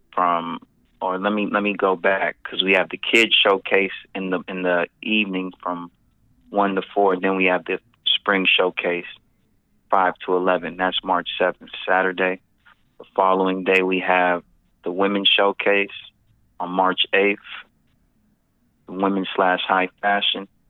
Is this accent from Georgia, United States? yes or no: yes; Atlanta, Georgia, United States; now in Stockton, United States; I was born in Stockton, raised in Atlanta with my mom, and then I moved back out here